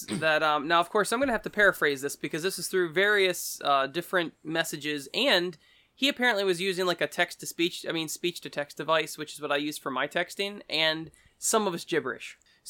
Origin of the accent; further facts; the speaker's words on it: Ireland; now in Munich, Delaware, United States; I'm actually from Ireland, and the people there tend to be more inviting and nice and explaining, and most importantly, not fake. Here in Munich, it's the total opposite.